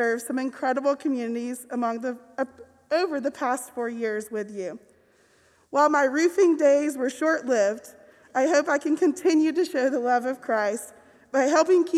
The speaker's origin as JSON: {"language": "English", "town": "Decatur", "region": "Georgia", "country": "United States", "tie": "born or raised there", "moved": "as an adult", "lives_now": "Mountain Brook, United States", "said": "my faith journey started well before then in my hometown of Decatur, Georgia"}